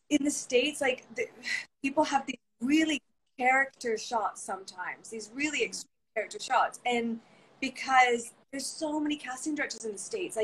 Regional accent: England, United Kingdom; moved away; And what happens often, I find here, is then I moved from England, and I had done theater, and I was ready

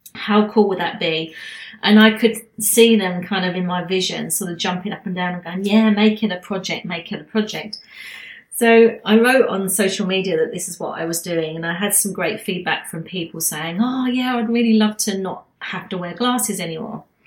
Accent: United Kingdom; now in Queensland, Australia; being a Brit

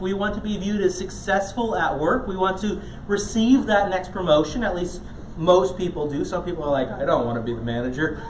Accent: Ghana; moved away; growing up in Ghana, a lot of times um, I was part of um, different small league soccer teams

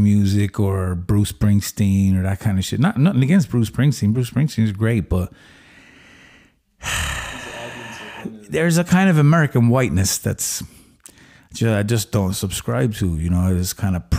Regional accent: Limerick, Munster, Ireland; moved away; also born or lived in San Francisco; I come from Limerick

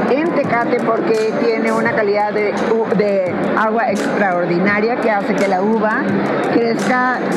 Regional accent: Tijuana, Baja California, Mexico; somos de Tijuana, Baja California, pero tenemos un rancho de toda la vida en Tecate.

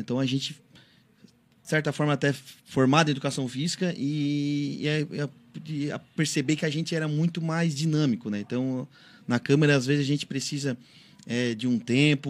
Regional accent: Urussanga, Santa Catarina, Brazil; eu sou natural de Uruçanga

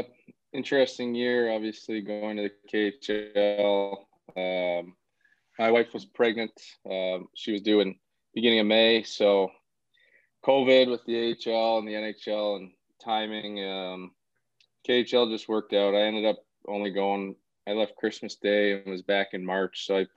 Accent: Brampton, Ontario, Canada; I played hockey from a young age, 4 or 5. The Brampton Battalion came into the OHL maybe when I was around 8 or 9

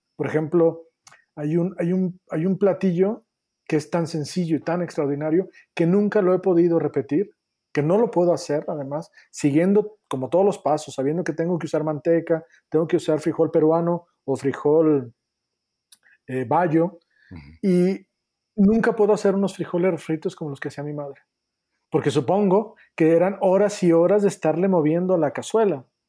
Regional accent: a town near Guadalajara, Jalisco, Mexico; moved away; yo soy de, de Jalisco, soy de un pueblo que está cerca de Guadalajara que se llama Meca

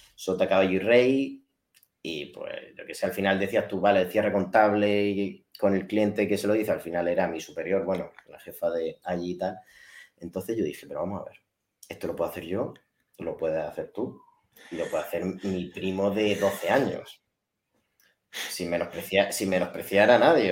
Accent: Spain; yo soy español

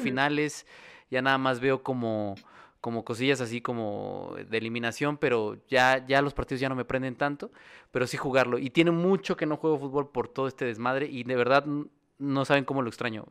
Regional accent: Mexico; allá en mi pueblo en San Castolo

